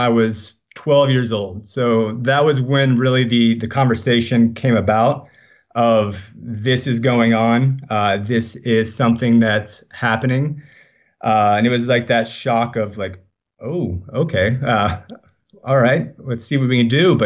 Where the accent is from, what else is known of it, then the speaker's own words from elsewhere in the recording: Leesburg, Florida, United States; now in Venice, California, United States; I was born in Leesburg, Florida. So I don't think it's a place that many people have ever heard of. But yeah, I was born in Central Florida area.